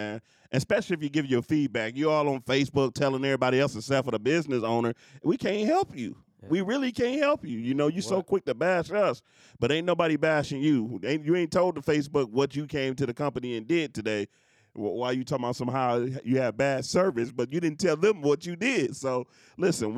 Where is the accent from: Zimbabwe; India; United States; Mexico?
United States; Detroit, Michigan; I come from Detroit